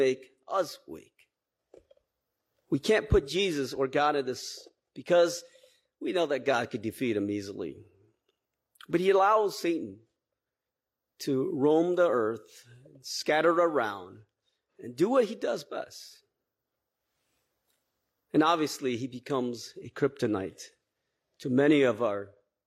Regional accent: Twin Cities, Minnesota, United States; I grew up here in the Twin Cities

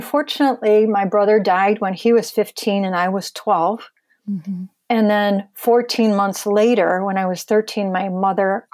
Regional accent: Michigan, United States; I'm born and raised in Michigan and have lived here my whole life.

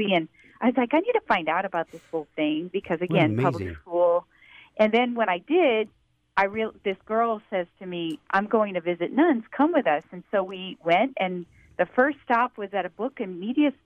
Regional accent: South Louisiana, United States; moved away; I grew up in South Louisiana

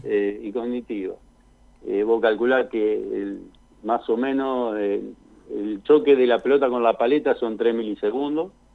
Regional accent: San Nicolás de los Arroyos, Buenos Aires Province, Argentina; also born or lived in China Muerta, Neuquén; now in Plottier, Argentina; yo soy de San Nicolás, provincia de Buenos Aires.

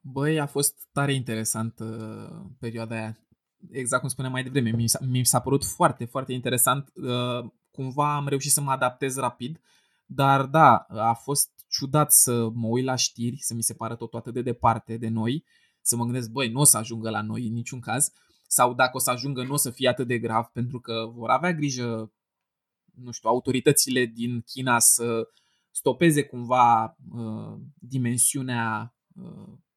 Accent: a small locality near Bucharest, Ilfov, Romania; eu vin dintr-o localitate mică de lângă București

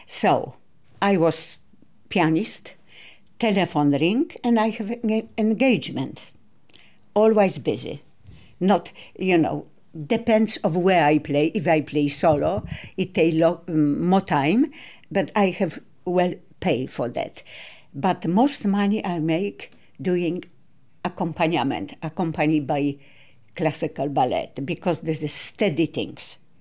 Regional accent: Katowice, Silesian Voivodeship, Poland; born or raised there; English is a second language; moved away; also born or lived in Kraków

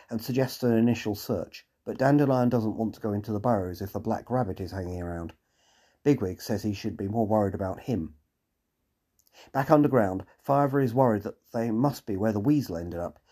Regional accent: England, United Kingdom; being typically English

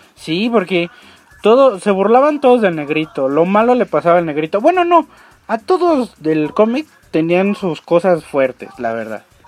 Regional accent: Mexico; como buen mexicano

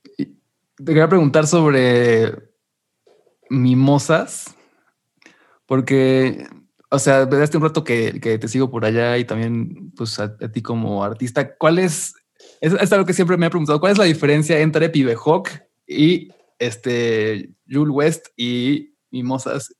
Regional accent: Mexico; yo aquí como mexicano

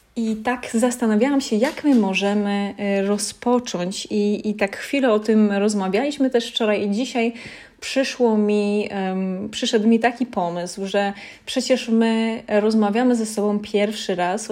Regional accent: Lesser Poland, Poland; ja pochodzę z takiej małej miejscowości w Małopolsce

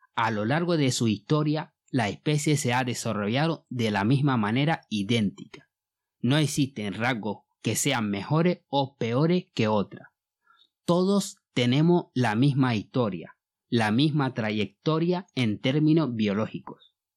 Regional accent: Mali; first language Bambara; Spanish is a second language; moved away as an adult; now in Gran Canaria, Spain; Mi voz viene de Mali. Llevo viviendo en España hace unos 20 años

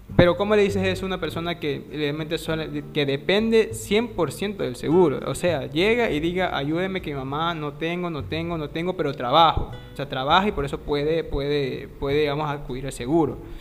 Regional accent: Ecuador; yo soy de Ecuador

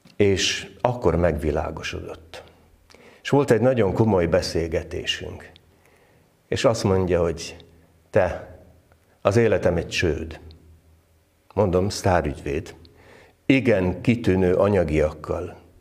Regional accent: Várpalota, Veszprém County, Hungary; Várpalotán, ahol fölnőttem

